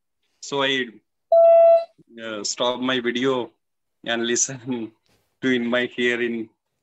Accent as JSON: {"language": "English", "country": "Pakistan", "second_language": "English", "said": "I'm from Pakistan."}